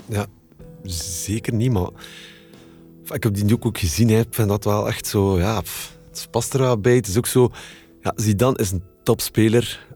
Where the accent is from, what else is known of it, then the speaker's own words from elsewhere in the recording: Kortrijk, Flanders, Belgium; ik ben van Kortrijk